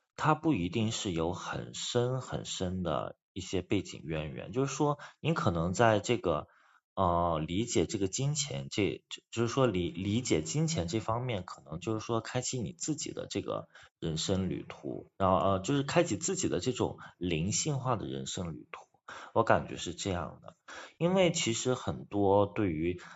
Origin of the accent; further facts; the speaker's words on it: China; 像我们就是中国人